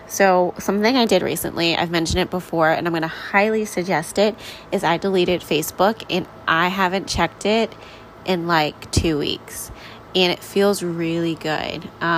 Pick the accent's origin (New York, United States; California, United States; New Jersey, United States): New York, United States; We grew up in New York together, so she kind of has a New York accent. I'm like, oh my gosh, it's so funny. I definitely don't because I moved around a little bit more after my childhood.